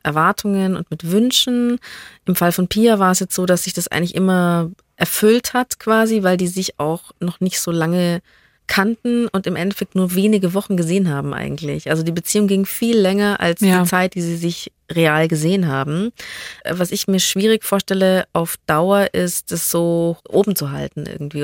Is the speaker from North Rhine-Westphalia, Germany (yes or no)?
no; Bavaria, Germany; als Bayer